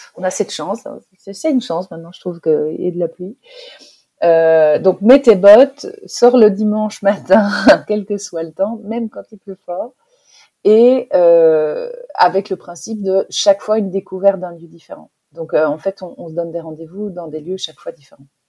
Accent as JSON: {"language": "French", "country": "Belgium", "tie": "born or raised there", "moved": "yes", "lives_now": "Lille, France", "said": "j'habitais euh, en Belgique, je suis belge en fait, euh, et j'habitais à la campagne."}